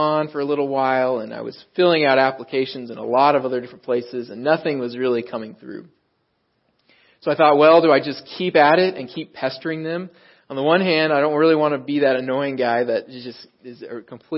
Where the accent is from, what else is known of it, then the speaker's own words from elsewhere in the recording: Dallas-Fort Worth area, Texas, United States; accent: Texas twang; moved away as an adult; also born or lived in Riverside, California; now in Southern California, United States; I grew up in the Dallas-Fort Worth area. I'm not originally from Southern California